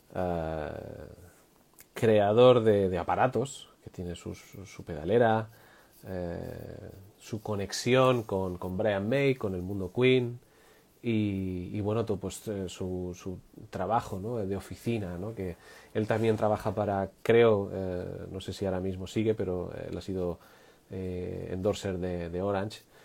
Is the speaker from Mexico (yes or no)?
no; Madrid, Community of Madrid, Spain; moved away as an adult; now in Catalonia, Spain; Yo soy de Madrid, ya sabéis, yo soy de Madrid, pero yo estoy viviendo en, Cataluña desde hace ya cuatro años